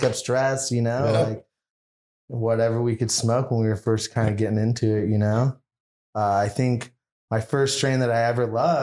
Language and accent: English; Corona, California, United States; also born or lived in Orange County, California; I actually grew up in Corona, California. I also like kind of grew up in Orange County, kind of like back and forth.